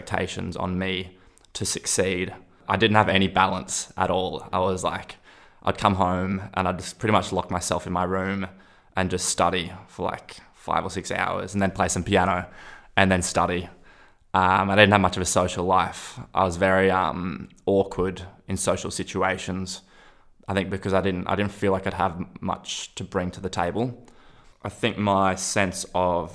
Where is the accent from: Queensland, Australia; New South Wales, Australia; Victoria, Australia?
New South Wales, Australia; Byron Bay; also born or lived in Sweden; growing up in Byron